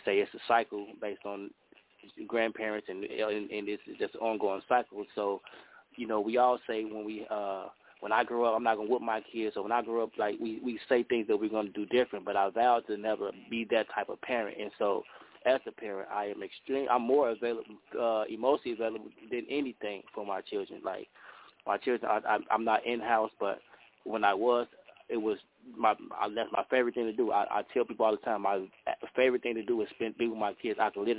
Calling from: Chicago, Illinois, United States; I'm calling in from Chicago.

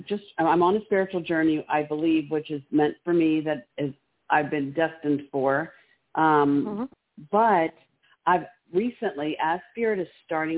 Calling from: Maryland, United States

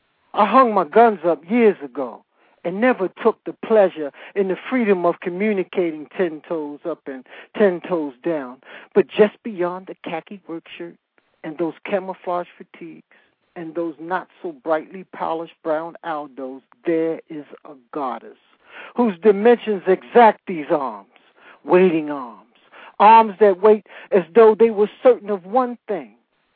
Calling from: Calabasas, California, United States; I'm calling from Calabasas

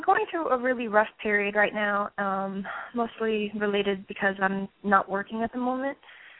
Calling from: New Jersey, United States; I'm calling from New Jersey.

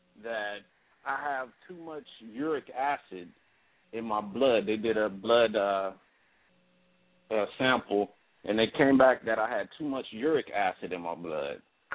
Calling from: Covina, California, United States; I'm calling from Covina, California.

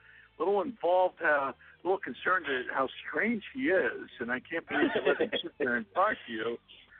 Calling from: Morgantown, United States; No, I'm just … from Morgantown just popping in.

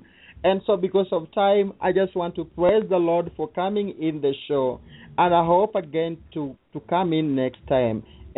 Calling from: Kenya; From Kenya. Kenya, not

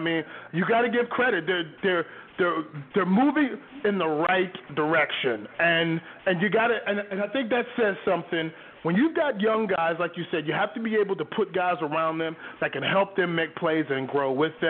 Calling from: New York City, New York, United States; calling from Brooklyn.

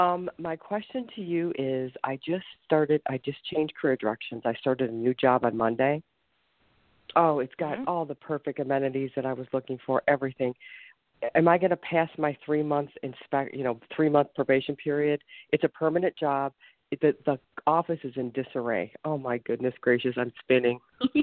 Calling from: Ohio, United States; I'm calling from Ohio.

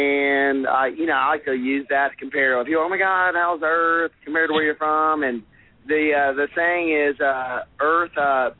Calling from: Memphis, Tennessee, United States; I'm in Memphis right now.

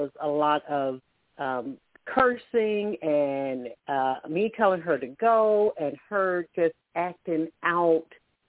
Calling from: Alabama, United States; I'm calling from Alabama.

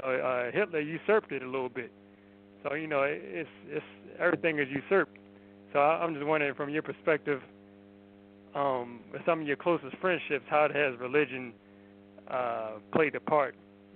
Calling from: Baltimore, Maryland, United States

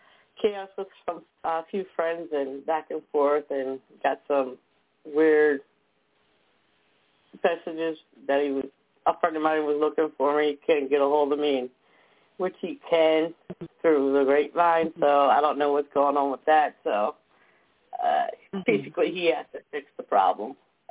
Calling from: New Jersey, United States; from New Jersey.

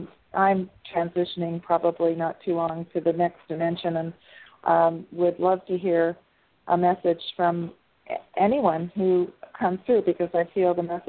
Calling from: California, United States; I'm in San Diego County.

